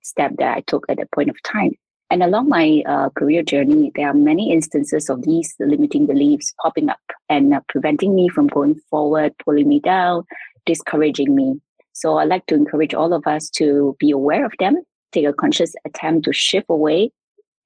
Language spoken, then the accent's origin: English; Singapore; now in Shanghai, China; I'm a Singaporean currently residing in Shanghai, China.